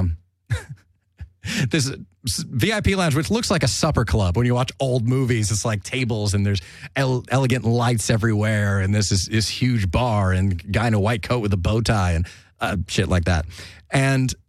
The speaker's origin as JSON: {"language": "English", "country": "United States", "said": "I'm American"}